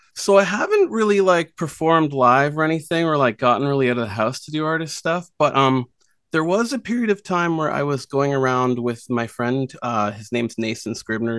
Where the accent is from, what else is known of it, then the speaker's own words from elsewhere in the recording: Nova Scotia, Canada; now in Prince Edward Island, Canada; I grew up in Nova Scotia and then, yeah, moved here.